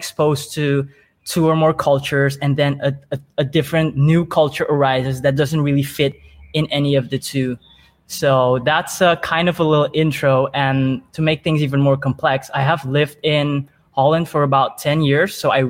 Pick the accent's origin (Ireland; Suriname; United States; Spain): Suriname; But I was born and raised in Suriname.